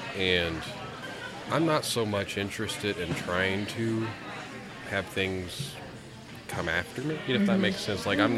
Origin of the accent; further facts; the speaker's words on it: Peru, Indiana area, United States; I'm actually from this area.